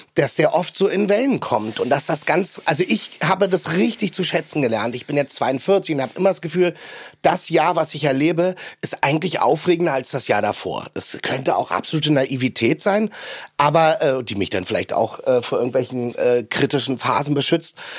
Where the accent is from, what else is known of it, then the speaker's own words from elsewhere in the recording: Berlin, Germany; in Berlin auch, weil ich bin am Stadtrand groß geworden